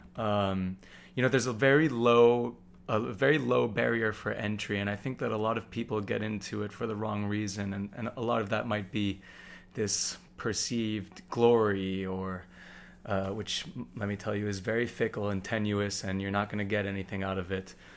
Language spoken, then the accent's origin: English; New York City, New York, United States; I grew up here in New York City